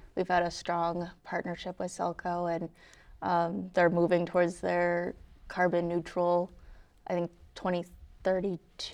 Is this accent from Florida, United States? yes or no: no; right outside of Hartford, Connecticut, United States; moved away as an adult; also born or lived in North Andover, Massachusetts; I grew up, uh, right outside of Hartford